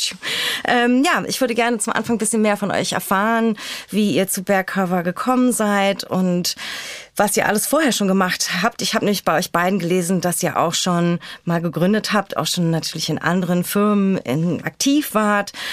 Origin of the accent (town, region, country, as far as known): Berlin, Germany; born or raised there